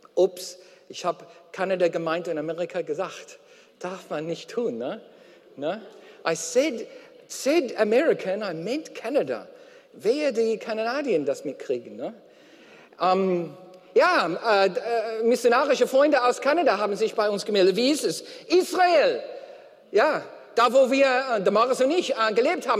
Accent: Australia; German is a second language; now in Germany; aus Australien, wo ich herkomme

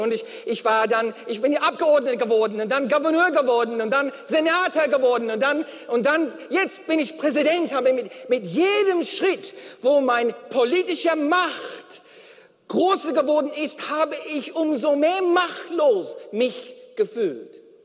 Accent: Australia; German is a second language; now in Germany; aus Australien, wo ich herkomme

